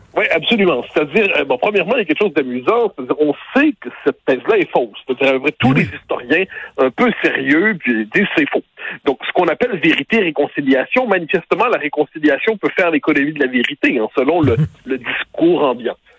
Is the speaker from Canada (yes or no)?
yes; French Canadians, Quebec, Canada; nos arrière-grands-parents nous disaient, nous, on est des Canadiens